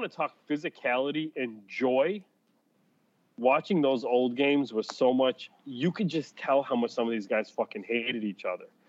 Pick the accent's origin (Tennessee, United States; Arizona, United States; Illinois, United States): Illinois, United States; Chicago; I'm from Chicago